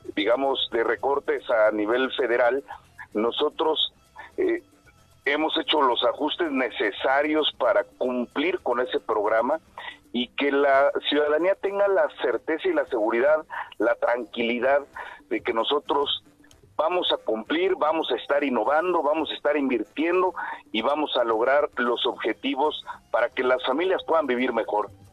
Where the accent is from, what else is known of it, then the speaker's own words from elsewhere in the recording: Querétaro, Mexico; also born or lived in Mexico City; Yo soy queretano, nacido queretano